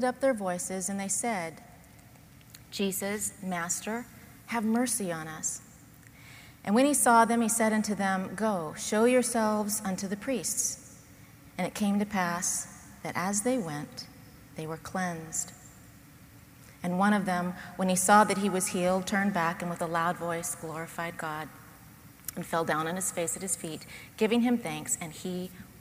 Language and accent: English; Loma Linda, California, United States; I grew up in Loma Linda going to the Loma Linda University Church